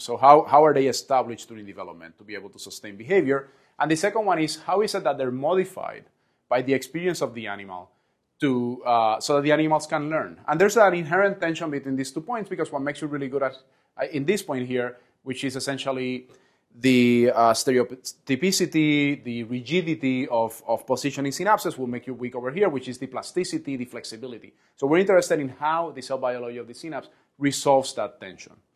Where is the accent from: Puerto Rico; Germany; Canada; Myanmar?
Puerto Rico; where I was born and raised in Puerto Rico